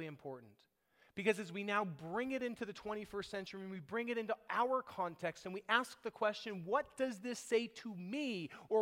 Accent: United States; we were raised here. We think like Americans.

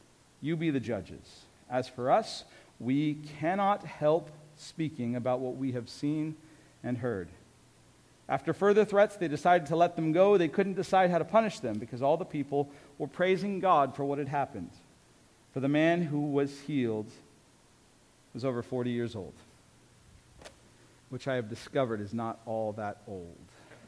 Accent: United States

